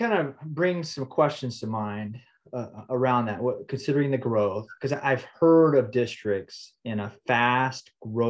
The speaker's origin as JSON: {"language": "English", "town": "Houston", "region": "Texas", "country": "United States", "said": "I'm from the Houston area."}